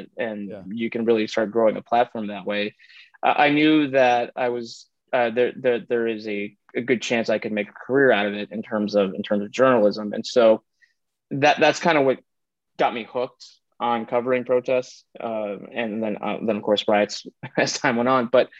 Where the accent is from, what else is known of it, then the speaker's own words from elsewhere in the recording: Illinois, United States; moved away; moving back to Illinois, which is my home state